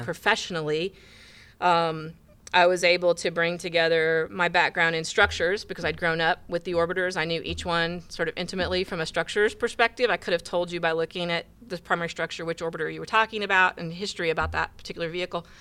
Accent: Indiana, United States; moved away as an adult; now in Houston, United States; I grew up in the Midwest. I grew up in Indiana.

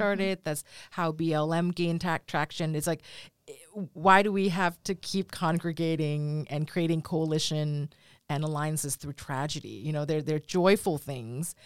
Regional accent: United States; as a Thai American that's far away

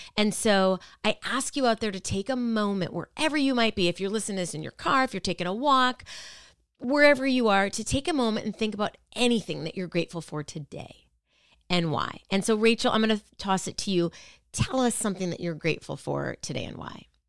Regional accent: Minneapolis, Minnesota, United States; moved away; I grew up in Minneapolis

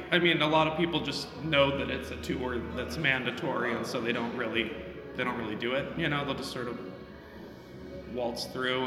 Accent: Chicago, Illinois, United States; I call Chicago home, yes.

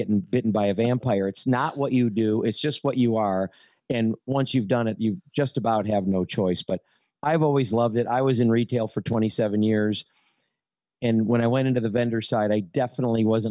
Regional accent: Detroit, Michigan, United States; now in Florida, United States; My dad was an independent dealer in Detroit, and I started going to work with him, my gosh, when I was 8 years old.

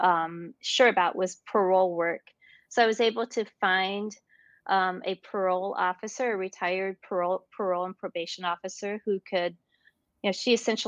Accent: North Dakota, United States; now in Illinois, United States; I was raised in North Dakota, and North Dakota is quite rural.

